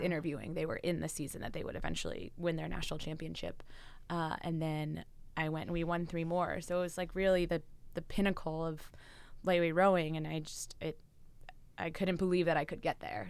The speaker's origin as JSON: {"language": "English", "town": "West Chester", "region": "Pennsylvania", "country": "United States", "tie": "born or raised there", "also_born_or_lived": "New Jersey / San Francisco", "moved": "as an adult", "said": "I grew up uh, outside Philadelphia in Westchester, Pennsylvania."}